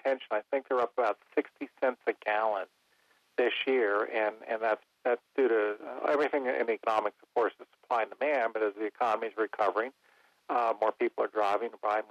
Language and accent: English; Cincinnati, Ohio, United States; now in North Carolina, United States; I'm from the Midwest, Ohio, we had White Castles all over the Cincinnati area